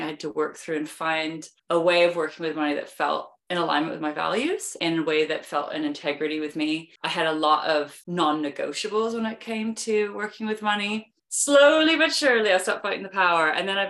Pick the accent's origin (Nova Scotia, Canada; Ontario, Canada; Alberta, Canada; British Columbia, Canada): British Columbia, Canada; Vancouver; now in London, United Kingdom; I am originally from Vancouver, Canada, but I've been living in London, England for over 20 years, which is why I have a weird accent, just to explain that in the beginning.